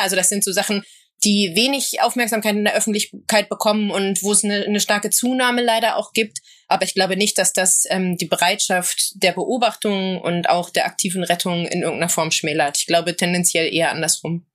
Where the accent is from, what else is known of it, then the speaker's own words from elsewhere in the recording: Berlin, Germany; ich komme aus Berlin-Kreuzberg und bin aufgewachsen in einer Nachbarschaft